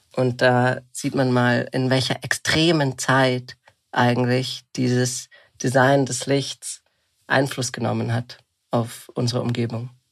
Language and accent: German; Bad Reichenhall, Bavaria, Germany; also born or lived in Munich; Ich bin gerade in Bad Reichenhall, tatsächlich dem Ort, wo ich aufgewachsen bin